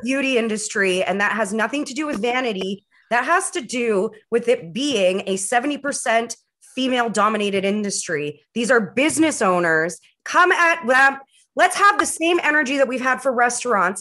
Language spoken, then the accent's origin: English; Vancouver, British Columbia, Canada; now in Ottawa, Canada; back home in Vancouver